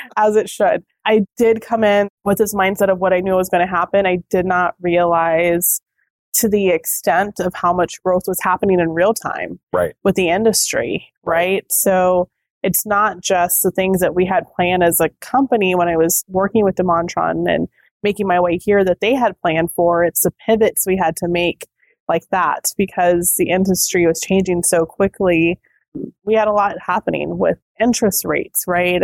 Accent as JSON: {"language": "English", "region": "Texas", "country": "United States", "also_born_or_lived": "Minnesota", "moved": "as an adult", "lives_now": "Houston, United States", "said": "I'm from Texas"}